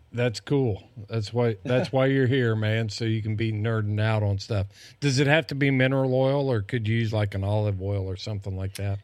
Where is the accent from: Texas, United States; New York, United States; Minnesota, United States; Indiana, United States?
Indiana, United States; moved away; I'm, I'm from Indiana